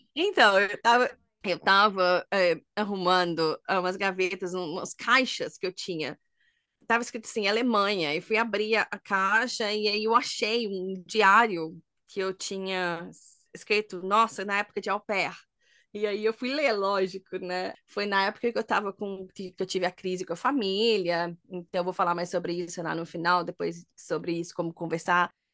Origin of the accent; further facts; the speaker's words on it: Brazil; moved away; A gente é brasileira